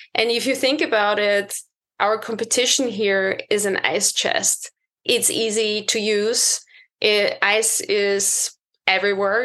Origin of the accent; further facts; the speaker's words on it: Austria; moved away as an adult; also born or lived in United Kingdom / Boston; I was born and bred in Austria